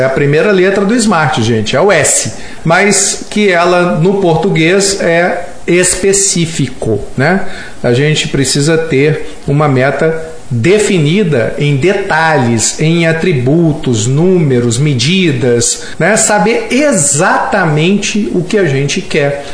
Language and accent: Portuguese; Belo Horizonte, Minas Gerais, Brazil; nós somos mineiros na, aqui, Belo Horizontinos